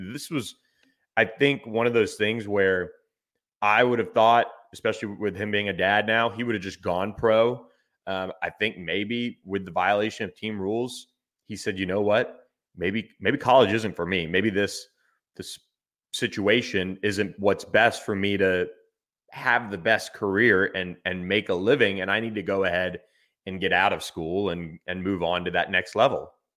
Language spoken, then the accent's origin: English; Florida, United States; my home state